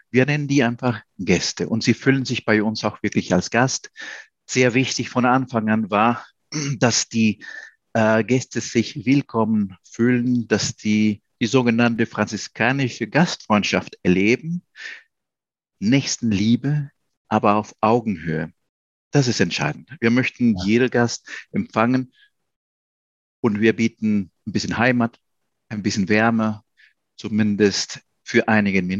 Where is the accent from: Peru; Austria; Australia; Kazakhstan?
Peru; moved away as an adult; now in Germany; ich bin in Peru geboren, auch aufgewachsen. Äh, ich war als Kind auch in Deutschland.